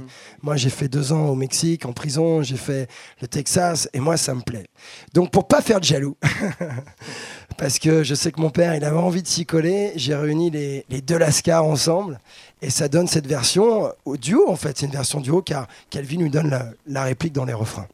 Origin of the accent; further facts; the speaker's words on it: France; je suis un latin, je suis un français, donc un latin